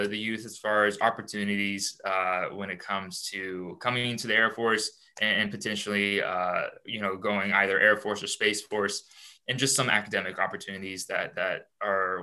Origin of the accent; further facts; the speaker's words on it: Houston, Texas, United States; now in St. Louis, United States; I'm out here in St. Louis. I'm originally from Houston